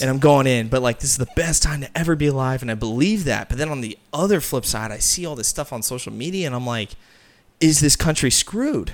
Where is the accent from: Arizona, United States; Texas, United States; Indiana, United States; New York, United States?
Arizona, United States; Peoria; I'm from Arizona